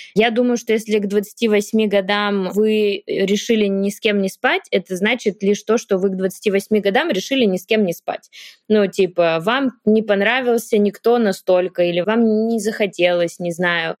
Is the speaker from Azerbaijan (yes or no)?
no; Yaroslavl, Yaroslavl Oblast, Russia; moved away; Мы оба из Ярославля, мы жили в одном районе, недалеко друг от друга.